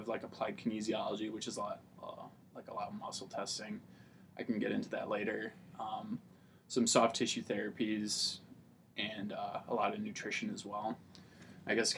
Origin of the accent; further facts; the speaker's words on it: Tomah, Wisconsin, United States; also born or lived in La Crosse, Wisconsin; I grew up in Tomah, Wisconsin, graduated there in 2009